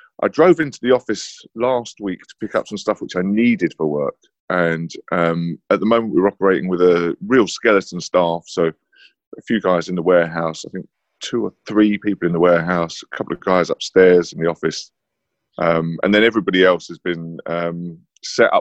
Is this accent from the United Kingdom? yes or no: yes; London, United Kingdom; moved away as an adult; now in Harlow, United Kingdom; I grew up in London. I grew up in North London and then moved to Harlow about 5 years ago